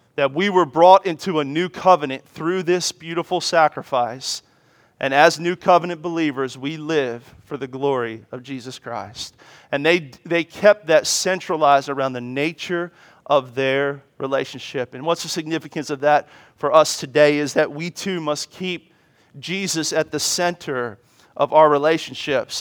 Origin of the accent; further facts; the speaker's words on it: Washington, District of Columbia, United States; as a child, I grew up in Washington, D C